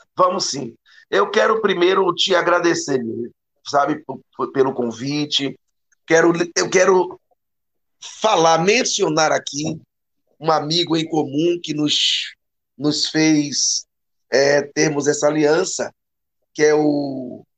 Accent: Brazil; nós somos brasileiros, brasileiros

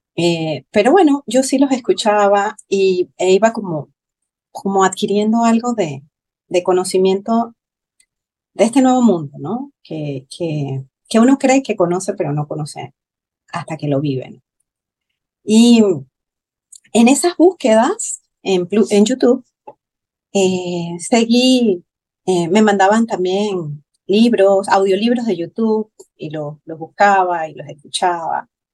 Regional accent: Panama; soy de Panamá

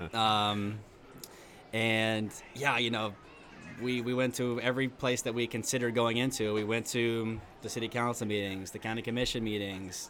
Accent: Princeton, West Virginia, United States; Southern West Virginia, Princeton, West Virginia

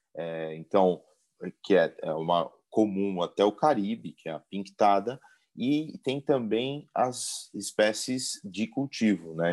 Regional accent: São Paulo, Brazil; also born or lived in Florianópolis / Chile; eu sou da cidade de São Paulo

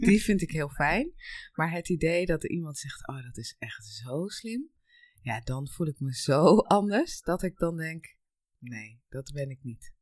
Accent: Noorden, South Holland, Netherlands; also born or lived in Colombia; Ik kom uit eh, ehm, Noorden en dat is een heel klein plaatsje eh, in, bij de Nieuwkoopse helemaal in het weiland, vrij en vol natuur. En ik ben geboren in Colombia.

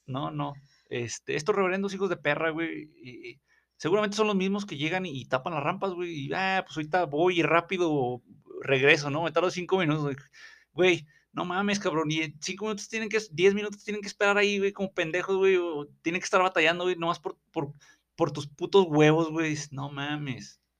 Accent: Mexico

